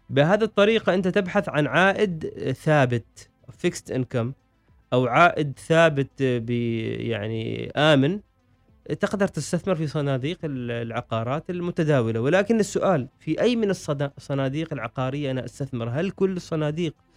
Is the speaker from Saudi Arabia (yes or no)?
no; Oman; عندنا في عمان